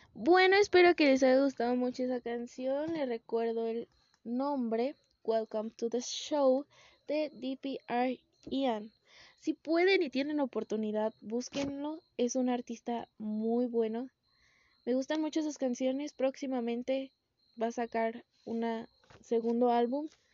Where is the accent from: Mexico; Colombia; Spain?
Mexico; Morelia, Michoacán; soy de México, de Morelia